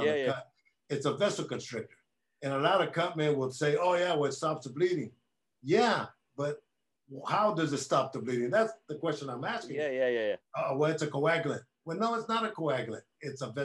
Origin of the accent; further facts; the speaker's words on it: Oakland, California, United States; we're both from Oakland, the Bay Area